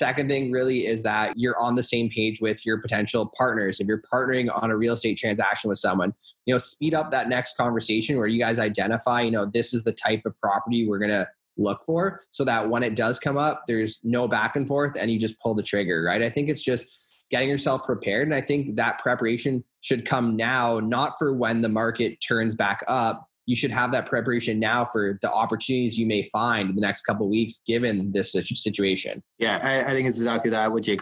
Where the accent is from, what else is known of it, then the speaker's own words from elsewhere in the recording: Hamilton, Ontario, Canada; For me, I started in Hamilton because I was from Hamilton, so it's just really easy from that standpoint. And I was lucky to be from a city that happened to be just a really good investment area.